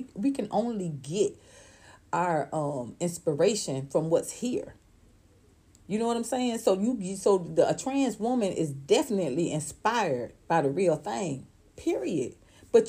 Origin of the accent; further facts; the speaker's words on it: Atlanta, Georgia, United States; I'm in Georgia. I'm from Atlanta, Georgia